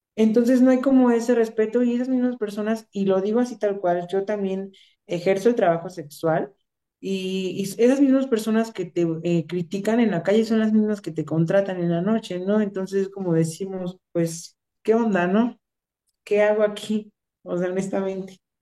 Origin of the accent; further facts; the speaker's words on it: Michoacán, Mexico; yo soy de Michoacán